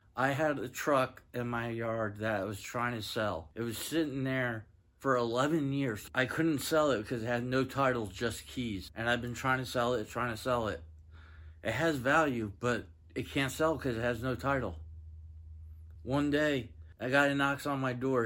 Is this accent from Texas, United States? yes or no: yes; Granbury, Texas, United States; I'm from Granbury, Texas